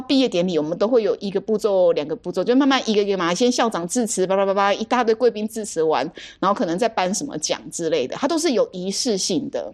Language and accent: Chinese; Taiwan; 身为台湾人